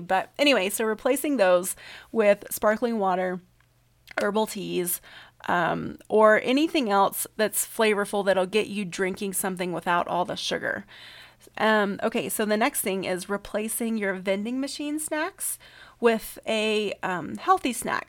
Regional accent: the South, United States; I'm from the South

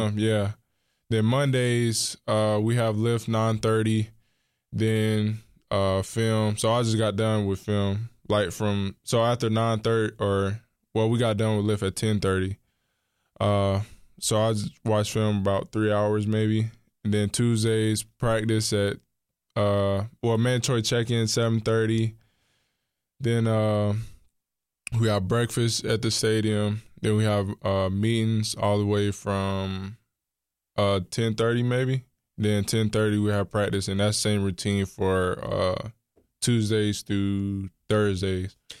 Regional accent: Charlotte, North Carolina, United States; also born or lived in Monroe, North Carolina; when I was in third grade, I moved to Charlotte. So I stayed in Charlotte for the rest of my life

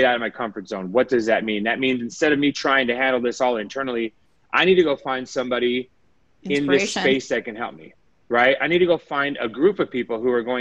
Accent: Las Vegas, Nevada, United States; I was born and raised in Vegas

